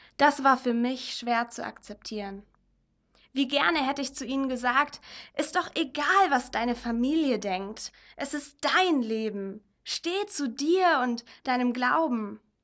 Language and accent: German; Germany; Ich bin als Deutsche mit der Mentalität, wenn du an dich glaubst, kannst du alles werden, aufgewachsen